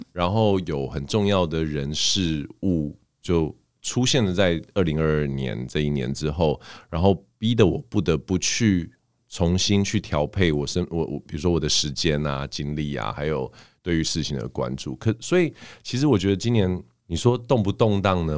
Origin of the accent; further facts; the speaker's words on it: Canada; now in Taiwan; 小时候在加拿大长大嘛，所以我，像我们这种有加拿大，就是外国国籍的人